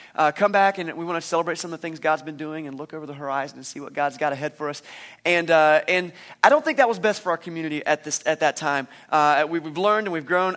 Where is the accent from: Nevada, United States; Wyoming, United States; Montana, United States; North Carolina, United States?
North Carolina, United States; Eastern; I was from Eastern North Carolina